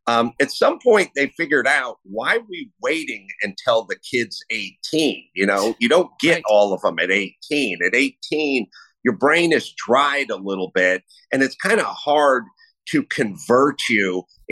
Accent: California, United States; as a Californian and a lifelong Californian who's getting ready to move to Texas, Nevada, or Florida.

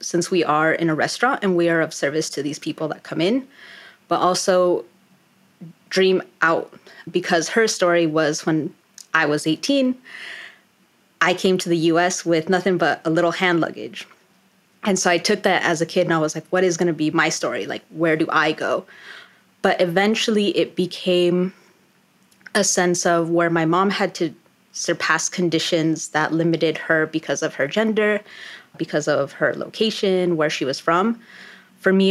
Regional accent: Colorado, United States; also born or lived in New York City, United States; now in Washington, D.C., United States; I am originally from Colorado

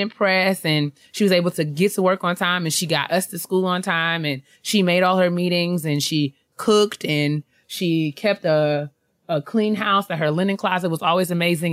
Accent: New York, United States; I'm from New York. I lived there my whole life

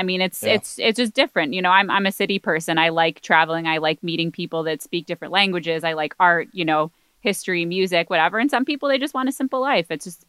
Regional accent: Michigan, United States; But I'm originally from Michigan.

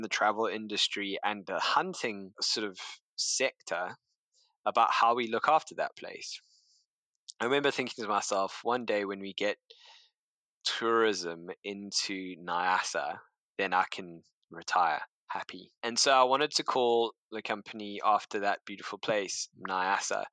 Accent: South Africa; moved away as an adult; also born or lived in London; I grew up in South Africa, had a fairly modest upbringing

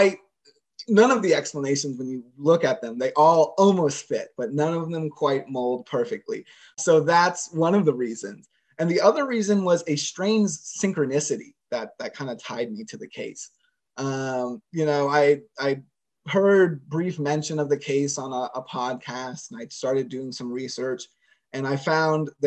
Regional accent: Sarasota, Florida, United States; I'm from Sarasota

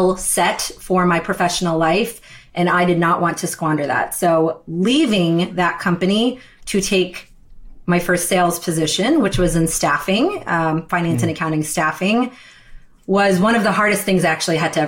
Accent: Wilmington, Delaware, United States; I was born in Wilmington, Delaware

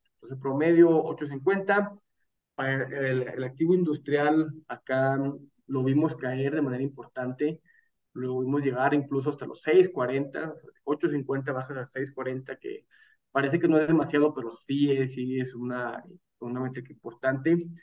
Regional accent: Mexico; como mexicanos

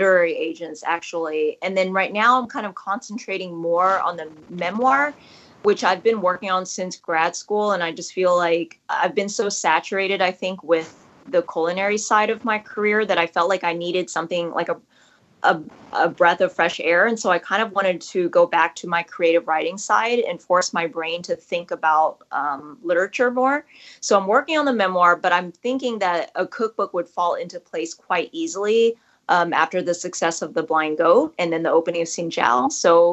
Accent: Houston, Texas, United States; I love Houston as a city. It's growing so much and I'm proud to call it my hometown.

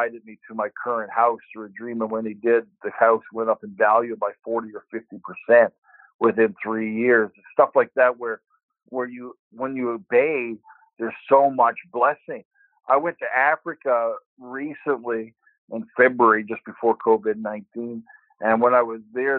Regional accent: Canada; there's the influence of being Canadian and being in a Canadian world and painting from a Canadian perspective

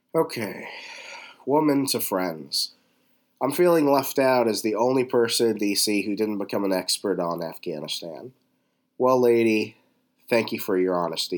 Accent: Northern Virginia, United States; having learned to drive and growing up in Virginia

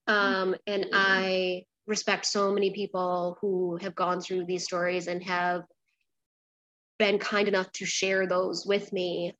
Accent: a small town outside of Rochester, New York, United States; moved away as an adult; also born or lived in Brooklyn, New York; I grew up um, in a small town outside of Rochester, New York.

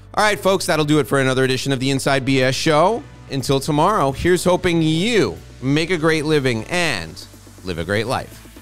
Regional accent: New York, United States; I'm born and raised in New York.

